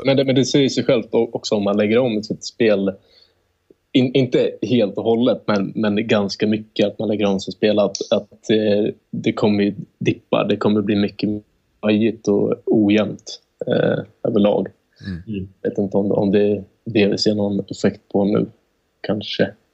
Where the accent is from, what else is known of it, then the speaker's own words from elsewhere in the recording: Sweden; vi är svenskar